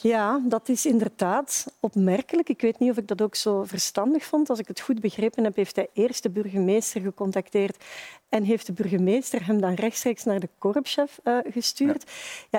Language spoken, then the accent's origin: Dutch; Flemings, Flanders, Belgium; als Vlamingen